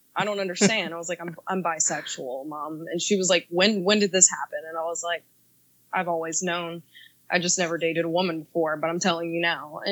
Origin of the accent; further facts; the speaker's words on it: the South, United States; I'm also from the South